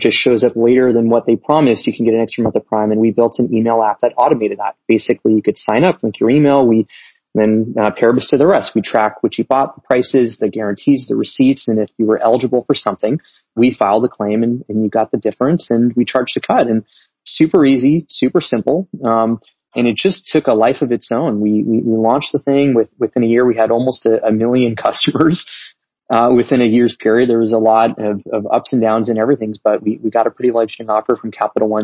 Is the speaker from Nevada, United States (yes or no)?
yes; Las Vegas, Nevada, United States; moved away as an adult; also born or lived in China; I was born and raised in Las Vegas, lived there for 18 years.